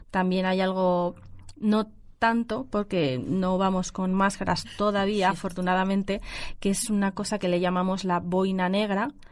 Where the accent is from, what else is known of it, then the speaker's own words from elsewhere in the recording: Beijing, China; Spanish is a second language; Soy de Pekín.